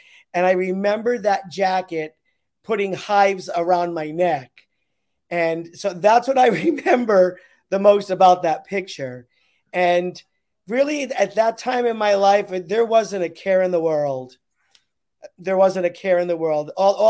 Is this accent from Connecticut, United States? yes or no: yes; East Haven, Connecticut, United States; also born or lived in Manhattan, New York; now in New York City, United States; I grew up in East Haven. on Dodge Avenue. And now I live on the Upper West Side of Manhattan.